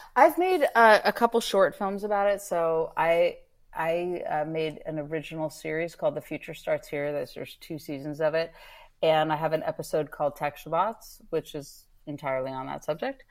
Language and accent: English; Northern California, United States; I grew up in Northern California